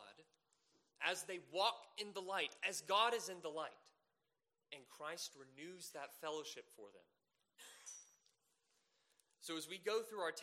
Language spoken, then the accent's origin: English; Savannah, Georgia, United States; moved away; I'm originally from Savannah, Georgia